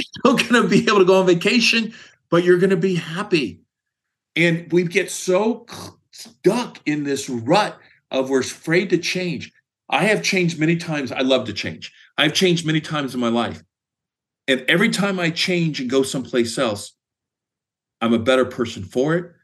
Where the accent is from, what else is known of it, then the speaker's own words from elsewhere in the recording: Speedway, Indiana, United States; moved away as an adult; also born or lived in Greencastle, Indiana / Washington State; now in Phoenix, United States; I currently live in Phoenix, and I grew up in Speedway, Indiana